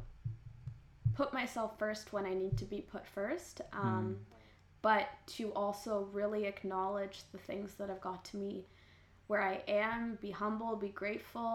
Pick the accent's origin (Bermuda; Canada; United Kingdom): Canada; I grew up in Canada, which is a very individualistic culture